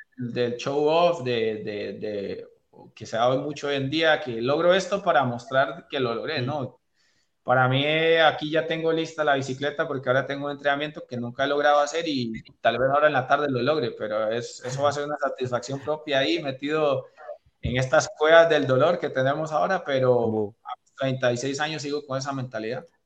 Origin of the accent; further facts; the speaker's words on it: Liberia, Guanacaste, Costa Rica; now in Cartago, Costa Rica; Yo nací en Liberia, en la provincia de Guanacaste, una de las provincias más lindas de nuestro país, en una ciudad